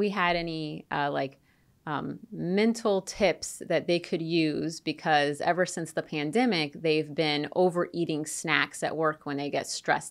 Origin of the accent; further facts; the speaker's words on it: St. Petersburg, Florida, United States; also born or lived in Tampa, Florida; I grew up, from the time I was six, I spent, most of my time in St. Petersburg, and I went to school in Tampa, which is, 45 minutes away. So I grew up in Florida